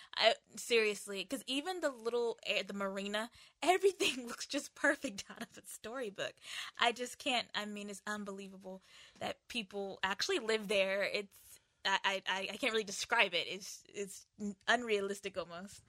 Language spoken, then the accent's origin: English; United States; moved away; also born or lived in Asia; coming from, uh, Asia and also being American